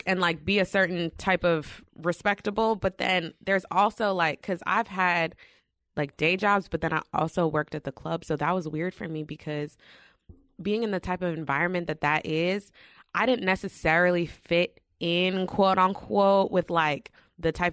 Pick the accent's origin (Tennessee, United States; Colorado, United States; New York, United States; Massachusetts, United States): New York, United States; moved away; we're from New York